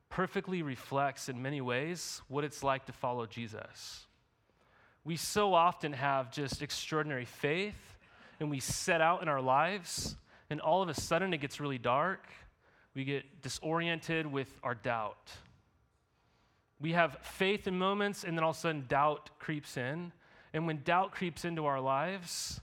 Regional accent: Montana, United States; right outside of my hometown I grew up in Montana

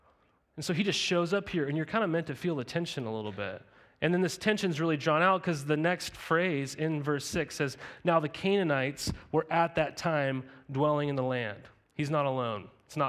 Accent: Helena, Montana, United States; even growing up in Helena, Montana, we were surrounded by all these lakes.

